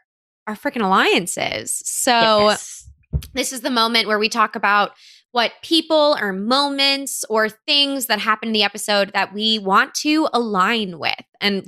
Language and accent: English; New Jersey, United States; I'm from New Jersey, which has the spookiest tree of all time, the devil's tree.